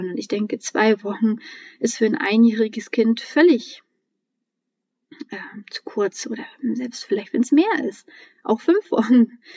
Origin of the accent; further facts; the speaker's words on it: Mecklenburg-Vorpommern, Germany; Ich bin ja in Mecklenburg-Vorpommern groß geworden und ähm, auch noch Ende der DDR-Zeiten geboren.